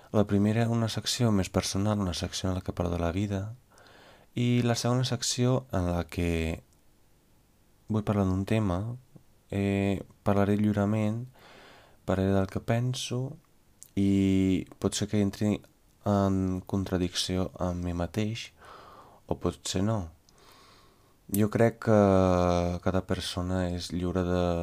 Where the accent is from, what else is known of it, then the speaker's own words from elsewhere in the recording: Veneto, Italy; Catalan is a second language; moved away as an adult; now in Catalonia, Spain; Jo sóc d'un poble de l'interior, uns 60 quilòmetres de Venècia